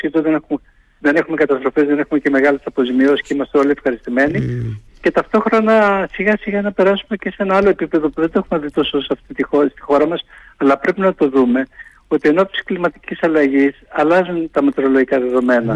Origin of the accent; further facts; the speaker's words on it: Crete, Greece; μου λέγανε για την Κρήτη, γιατί του είπα την πατρίδα μου